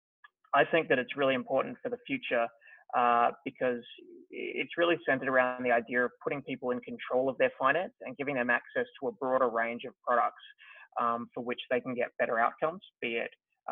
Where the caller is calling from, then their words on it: Melbourne, Victoria, Australia; I am dialing in from Melbourne, Australia.